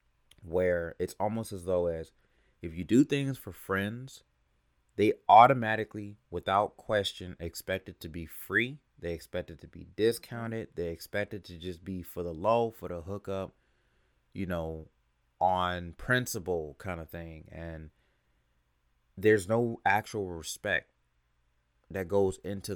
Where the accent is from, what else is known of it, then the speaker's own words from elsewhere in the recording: California, United States; now in Atlanta, United States; I'm originally from California, but I've spent a lot of years, almost half my life in Atlanta